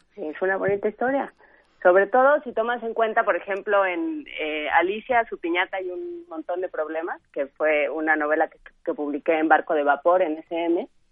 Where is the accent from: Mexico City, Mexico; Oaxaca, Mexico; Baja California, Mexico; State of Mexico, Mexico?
Mexico City, Mexico; crecí, nací, crecí en Ciudad Universitaria